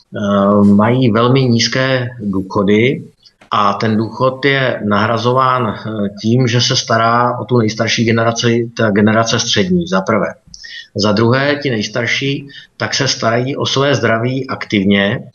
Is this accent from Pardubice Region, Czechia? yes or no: yes; Pardubice Region, Czechia; also born or lived in Beijing, China; já jsem z Pardubického kraje